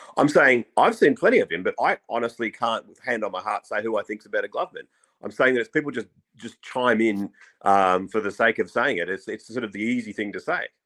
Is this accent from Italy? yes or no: no; Australia; as an Aussie